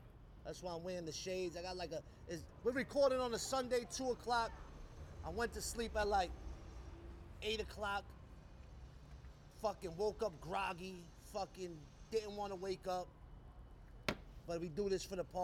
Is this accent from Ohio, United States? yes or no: no; New York, United States; also born or lived in Staten Island; When I moved from Brooklyn to Staten Island